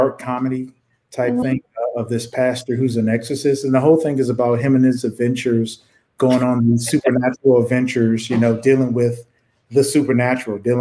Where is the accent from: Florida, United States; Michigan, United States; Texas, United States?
Michigan, United States; Detroit; growing up in Detroit